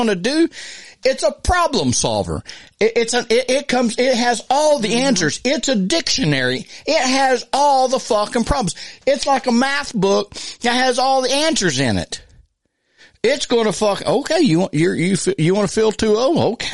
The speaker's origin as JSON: {"language": "English", "country": "United States", "said": "we as American humans"}